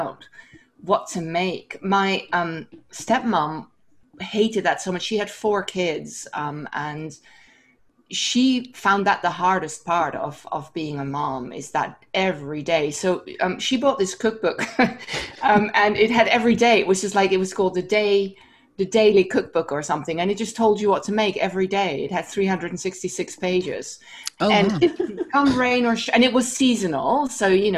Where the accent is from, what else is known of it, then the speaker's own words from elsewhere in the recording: Amsterdam, North Holland, Netherlands; also born or lived in Wisconsin; now in Bay Area, United States; I'm also from Amsterdam